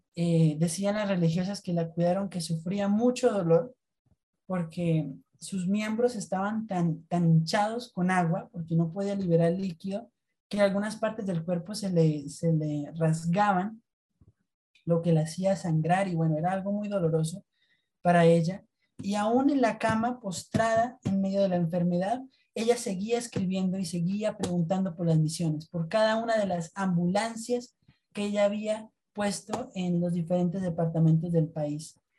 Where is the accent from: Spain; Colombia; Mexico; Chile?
Colombia